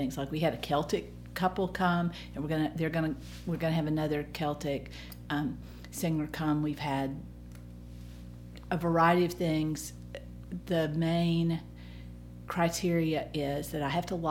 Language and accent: English; Tuscaloosa, Alabama, United States; moved away as an adult; now in Columbus, United States; I grew up in Tuscaloosa, and I went to University of Alabama